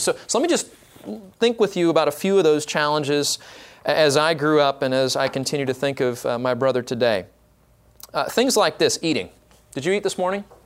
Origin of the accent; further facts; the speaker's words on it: Orange County, California, United States; now in Dallas Fort Worth area, United States; I am from Orange County